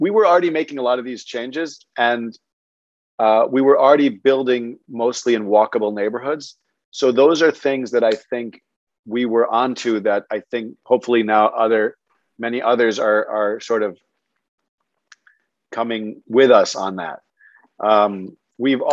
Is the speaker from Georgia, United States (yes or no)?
no; New York, United States; growing up in New York, our doorman was there in many cases in the building to keep you alive